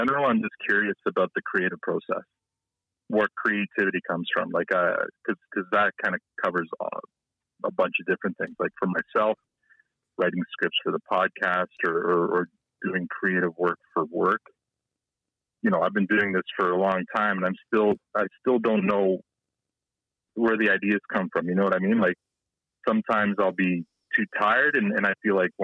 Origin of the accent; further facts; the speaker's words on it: Canada; also born or lived in Toronto; I grew up in a small town, much like Letterkenny